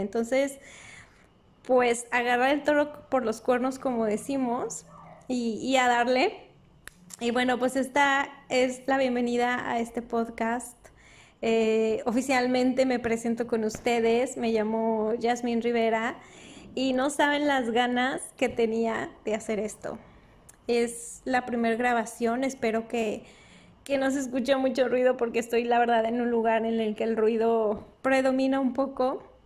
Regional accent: Durango, Mexico; moved away; yo soy norteña del norte de México, de Durango, Durango

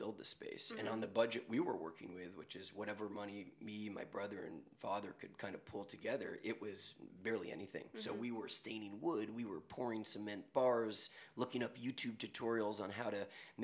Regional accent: New York, United States; I'm born and raised in New York, as is my brother, and growing up in the city

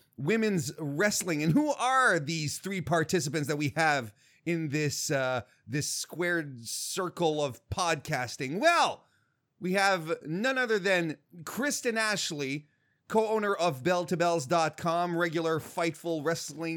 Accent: Canada; I'm Canadian

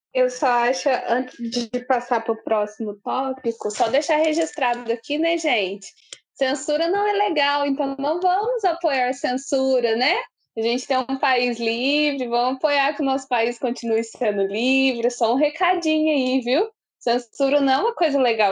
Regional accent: Brazil; como brasileira

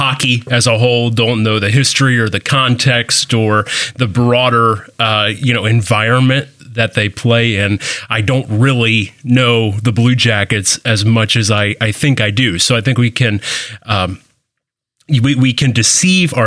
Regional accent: Columbus, Ohio, United States; moved away; I'm from Columbus originally

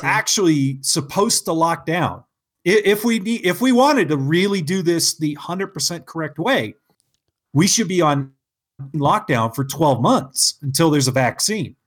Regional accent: California, United States; now in Utah, United States; I'm from California

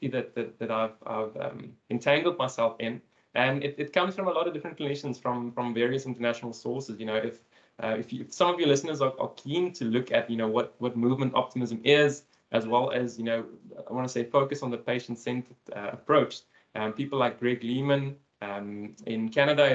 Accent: Cape Town, Western Cape, South Africa; also born or lived in Port Elizabeth, South Africa; I'm from Cape Town in South Africa

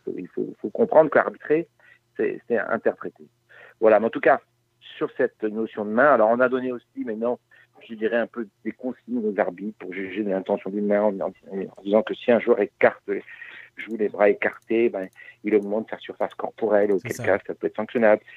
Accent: Brest, Brittany, France; je suis breton

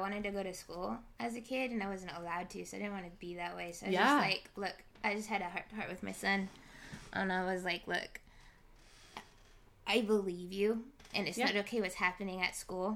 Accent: United States; moved away as an adult; also born or lived in Argentina; I came back to my hometown, but I'd lived away for 7 years.

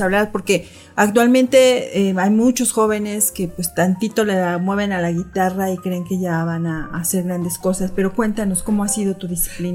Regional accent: Mexico City, Mexico; yo también soy de la Ciudad de México y también así en un, en un barrio popular

